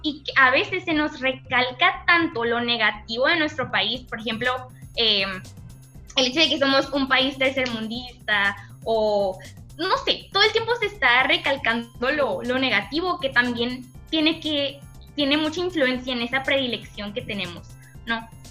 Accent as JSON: {"language": "Spanish", "country": "Mexico", "said": "como mexicanos"}